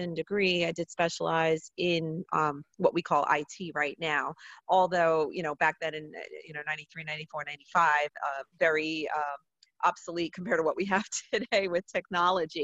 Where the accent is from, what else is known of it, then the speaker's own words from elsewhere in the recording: New Jersey, United States; I grew up in North Jersey, right outside New York City